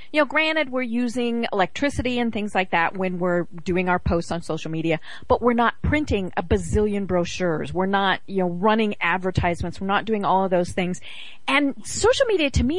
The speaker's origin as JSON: {"language": "English", "town": "Walden", "region": "Colorado", "country": "United States", "moved": "yes", "lives_now": "Georgia, United States", "said": "I am from Walden, Colorado"}